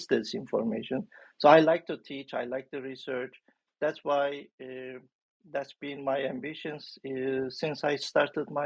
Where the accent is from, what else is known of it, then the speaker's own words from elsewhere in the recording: Turkey; moved away as an adult; Back in my home country, I'm originally from Turkey.